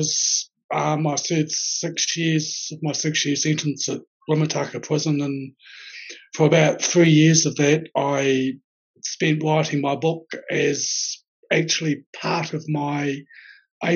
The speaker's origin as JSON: {"language": "English", "region": "Auckland", "country": "New Zealand", "moved": "as an adult", "lives_now": "Wellington, New Zealand", "said": "I'm originally from Auckland, but I've been living down in Wellington now for over a year or so."}